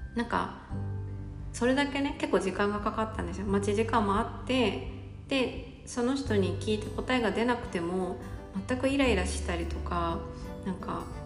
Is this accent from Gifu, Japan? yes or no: yes; Gifu, Japan; 私の出身地の岐阜県は